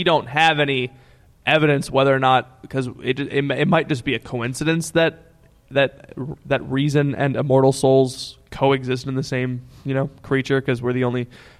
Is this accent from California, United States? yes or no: no; Austin, Texas, United States; hi, guys. … I'm from Austin, Texas